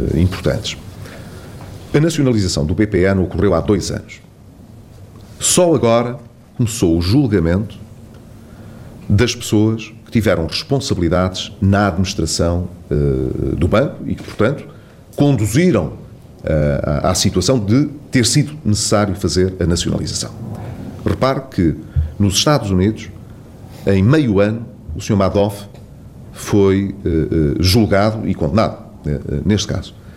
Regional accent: Vila Real, Vila Real District, Portugal; Vila Real, que é justamente, como sabe, o distrito a que politicamente mais estou eh, ligado e, que é a minha terra.

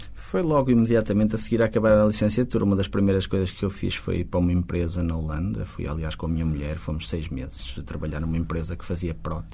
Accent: Porto, Norte, Portugal; Eu até sou do Porto, até moro no Porto

